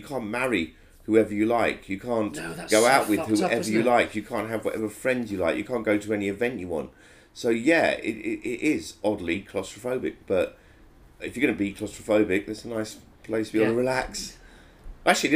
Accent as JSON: {"language": "English", "region": "England", "country": "United Kingdom"}